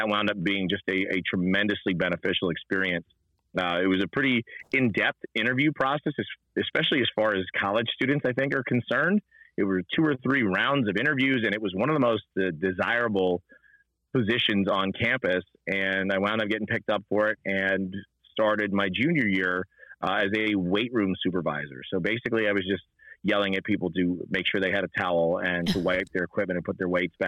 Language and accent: English; Rahway, New Jersey, United States; I grew up in Rahway, New Jersey. And so North Jersey, not too far out of New York City